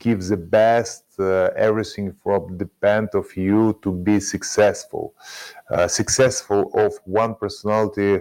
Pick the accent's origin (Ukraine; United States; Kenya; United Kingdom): Ukraine; English is a second language; my home country